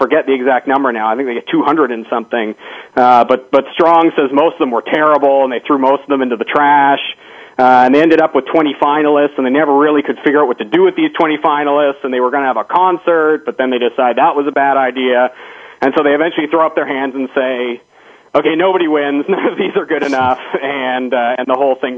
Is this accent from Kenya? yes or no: no; Canada; now in Arlington, United States; I'm Canadian, and so it surprised me as a Canadian